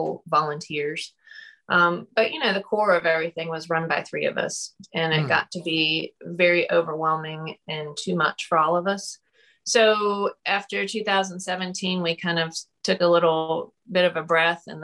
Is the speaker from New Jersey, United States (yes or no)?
no; Wilmington, North Carolina, United States; moved away as an adult; also born or lived in Charlotte, North Carolina; now in Brunswick County, United States; I grew up in Wilmington.